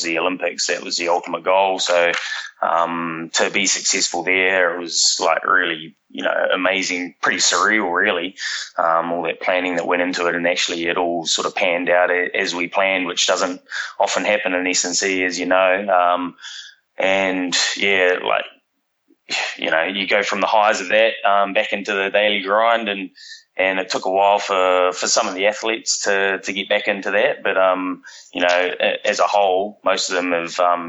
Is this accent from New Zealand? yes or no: yes; New Zealand; moved away as an adult; now in Sydney, Australia; So I'm from New Zealand originally. I've been in Australia for sort of 14 years now